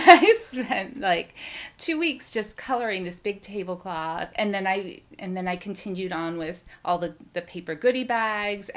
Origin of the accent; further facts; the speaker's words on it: Massachusetts, United States; also born or lived in Waltham, Massachusetts / Shrewsbury, Massachusetts / Watertown, Massachusetts; I grew up here in Massachusetts. I was in Waltham when I was younger, and then my parents divorced, and my mom moved us out to the Shrewsbury area, and my dad was in Watertown